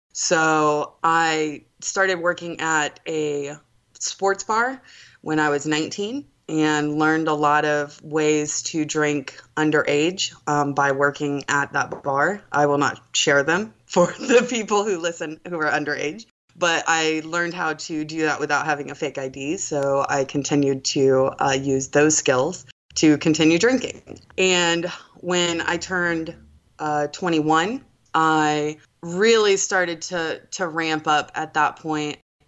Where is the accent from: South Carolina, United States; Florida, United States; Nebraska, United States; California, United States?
South Carolina, United States; Charleston; So I am born and raised in Charleston, South Carolina. I'm 30 years old.